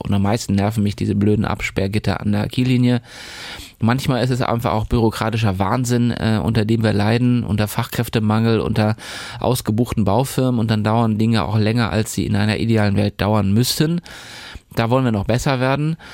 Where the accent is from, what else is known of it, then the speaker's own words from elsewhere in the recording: Plön, Schleswig-Holstein, Germany; also born or lived in Eutin / Hamburg / Göttingen / Galway, Ireland; now in Kiel, Germany; Geboren wurde ich in Neutin, mein Abitur habe ich in Plön gemacht und dann bin ich erstmal raus aus Schleswig-Holstein